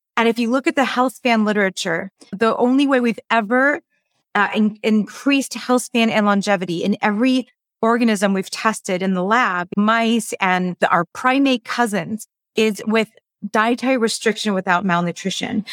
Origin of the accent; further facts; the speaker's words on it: Los Angeles, California, United States; So, I grew up in Los Angeles. I'm still in Los Angeles, born and raised